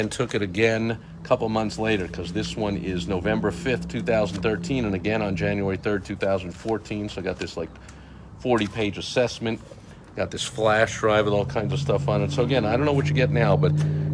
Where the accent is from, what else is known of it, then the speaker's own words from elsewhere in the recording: East Coast, United States; moved away; also born or lived in Chicago area; I grew up on the East Coast where, you know, a lot of the places I lived, we had a view